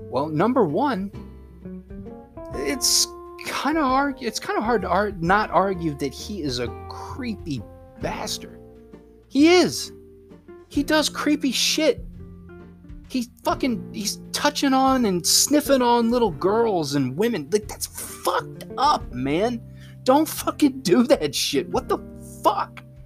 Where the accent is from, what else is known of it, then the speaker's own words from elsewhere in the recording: United States; I'm an American